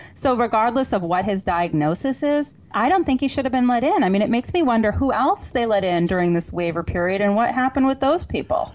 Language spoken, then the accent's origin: English; Vermont, United States; I grew up in Vermont